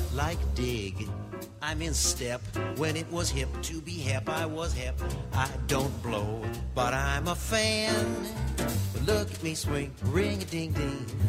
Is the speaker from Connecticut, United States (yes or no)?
yes; Hartford, Connecticut, United States; being from Hartford and being born and raised in Hartford